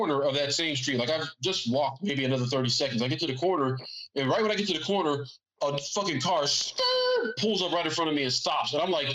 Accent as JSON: {"language": "English", "town": "San Antonio", "region": "Texas", "country": "United States", "said": "San Antonio"}